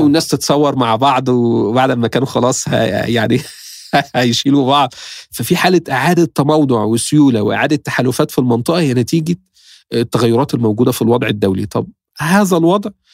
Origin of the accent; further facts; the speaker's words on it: Egypt; احنا مصر